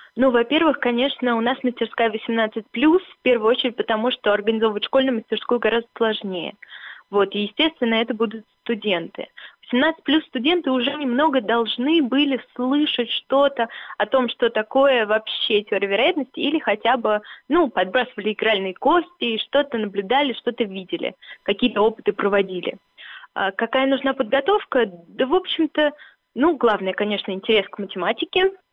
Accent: Dubna, Moscow Oblast, Russia; Я из Дубны, у нас там все математики, физики

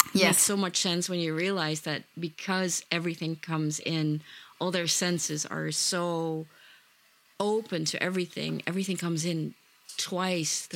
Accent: Netherlands; Even though I grew up in the Netherlands, all my roots are back in Indonesia

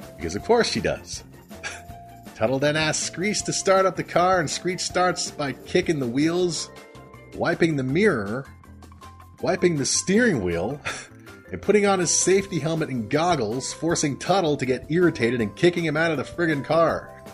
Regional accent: Canada; I'm Canadian.

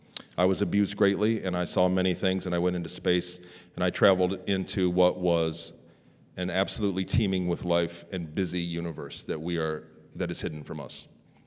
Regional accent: Ann Arbor, Michigan, United States; born there; I was born in 72 in Ann Arbor, Michigan, and I'm a normal guy.

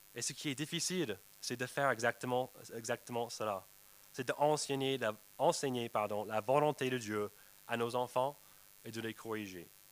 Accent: United States; moved away; chez moi aux États-Unis avec ma nièce. Je rentrais pour visiter ma famille

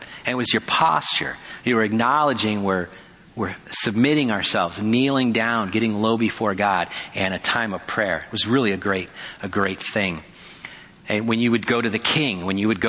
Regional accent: Petaluma, California, United States; now in Kona, United States; my hometown of Petaluma

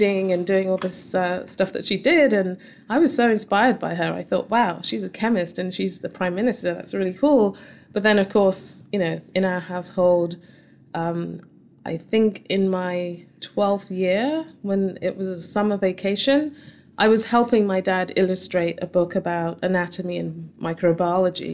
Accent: Surrey, South East England, United Kingdom; moved away as an adult; now in United States; I was born and raised in the UK, southern England. I grew up in Surrey and lived all my life there, actually

